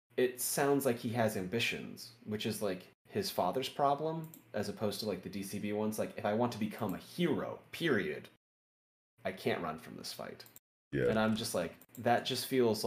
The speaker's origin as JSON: {"language": "English", "region": "the Bible Belt", "country": "United States", "tie": "born or raised there", "said": "I came from the Bible Belt and I was raised in a pretty religious environment"}